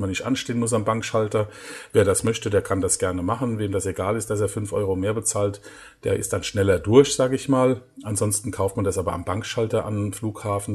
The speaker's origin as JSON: {"language": "German", "country": "Germany", "moved": "yes", "lives_now": "Egypt", "said": "bei uns in Deutschland"}